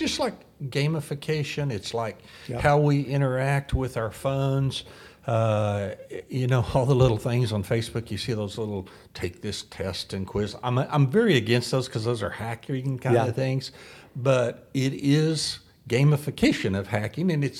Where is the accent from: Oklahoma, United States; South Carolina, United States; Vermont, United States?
Oklahoma, United States; I'm from Oklahoma